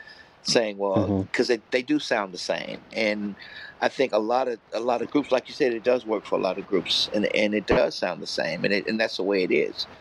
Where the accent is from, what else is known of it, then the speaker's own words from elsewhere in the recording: United States; moved away; being American